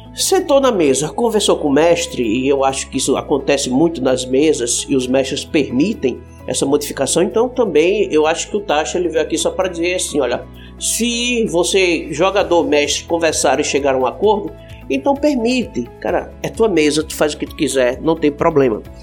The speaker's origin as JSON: {"language": "Portuguese", "region": "Northeast Region", "country": "Brazil", "said": "eu sou nordestino"}